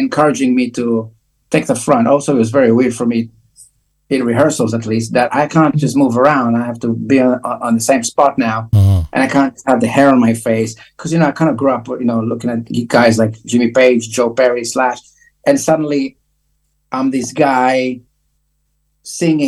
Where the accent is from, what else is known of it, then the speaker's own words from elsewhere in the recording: Israel; I grew up in Israel, mind you, very hot country.